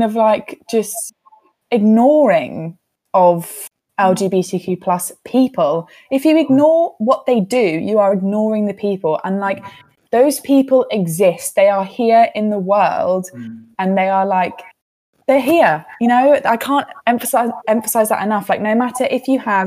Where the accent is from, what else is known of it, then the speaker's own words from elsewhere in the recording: United Kingdom; We're all British